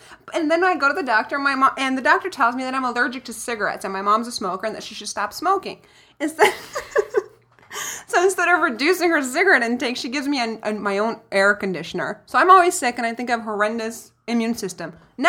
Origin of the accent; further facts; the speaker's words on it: Brazil; Yeah, so what I found out is really good about growing up poor, even though, you know, I grew up in Brazil and all that.